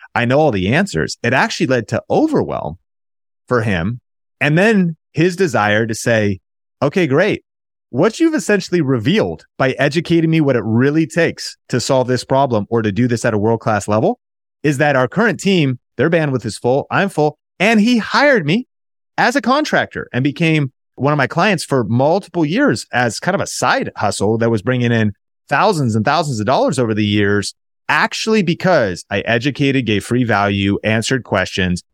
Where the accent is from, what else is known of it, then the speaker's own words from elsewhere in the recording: Marysville, Washington, United States; also born or lived in Seattle, Washington / Arlington, Washington; I was born in Seattle. I actually grew up north of Seattle in Marysville, Washington, in Arlington, Washington